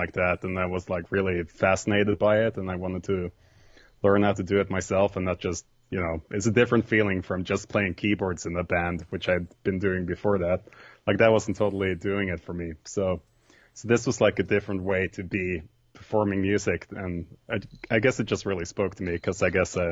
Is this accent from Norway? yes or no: yes; Vikedal, Rogaland, Norway; also born or lived in Rotterdam, Netherlands; I grew up in a small village called Vikedal.